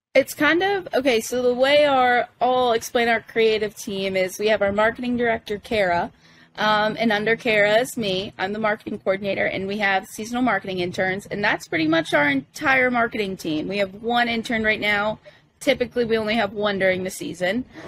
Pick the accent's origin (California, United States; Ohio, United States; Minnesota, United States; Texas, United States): Texas, United States; Corpus Christi; moved away as an adult; now in Savannah, United States; I'm from Corpus Christi, Texas, uh, way down south on the coast